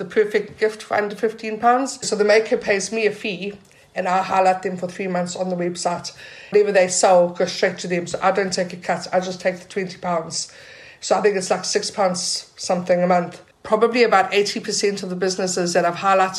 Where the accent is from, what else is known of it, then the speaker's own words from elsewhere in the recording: South Africa; now in Portobello, Edinburgh, United Kingdom; Growing up in South Africa